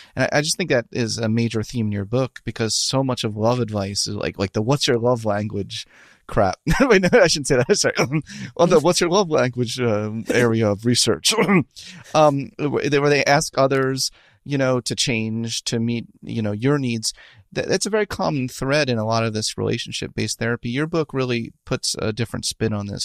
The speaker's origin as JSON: {"language": "English", "town": "Philadelphia", "region": "Pennsylvania", "country": "United States", "said": "I'm from Philadelphia too"}